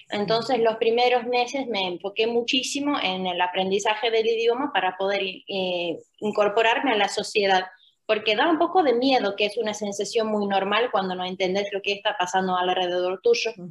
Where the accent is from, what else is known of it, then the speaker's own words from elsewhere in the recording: Finland; accent: Argentine; Spanish is a second language; moved away; also born or lived in Argentina; originalmente soy de Finlandia, nací